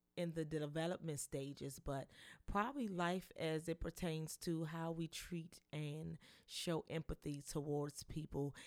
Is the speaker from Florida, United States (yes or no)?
no; Washington, District of Columbia, United States; I am a native Washingtonian. I was born and raised in Washington, D C